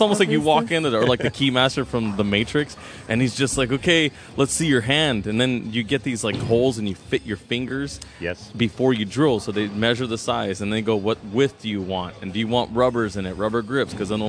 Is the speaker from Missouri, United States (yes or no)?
no; San Jose, California, United States; I grew up bowling on Friday nights in San Jose.